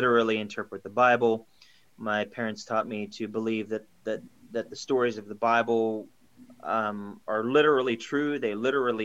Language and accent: English; Pennsylvania, United States; I am from Pennsylvania, the state of Pennsylvania in the United States of America